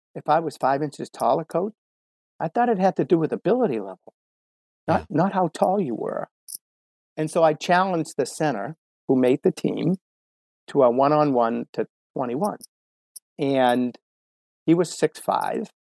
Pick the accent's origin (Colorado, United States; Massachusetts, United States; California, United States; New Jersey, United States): Massachusetts, United States; Medford; growing up in the Boston area, um, you know, it's very it's very sports minded, crazy part of the country